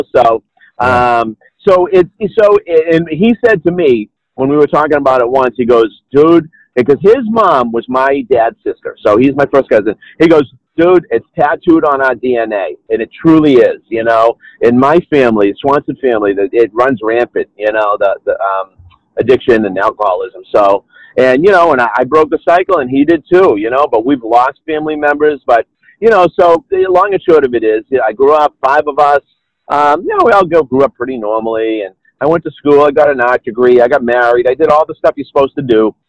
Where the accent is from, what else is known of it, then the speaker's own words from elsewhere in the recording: Lowell, Massachusetts, United States; also born or lived in Minneapolis–Saint Paul, Minnesota; I grew up in Lowell, Massachusetts